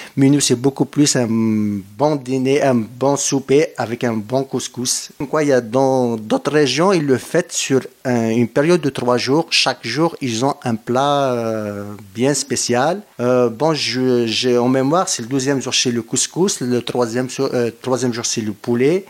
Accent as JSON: {"language": "French", "region": "Kabylie", "country": "Algeria", "moved": "yes", "said": "je suis algérien"}